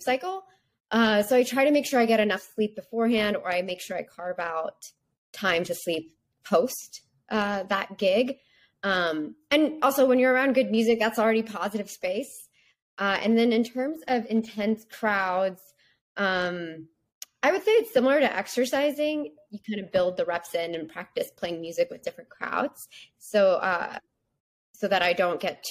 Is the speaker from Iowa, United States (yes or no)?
no; Texas, United States; I'm from Texas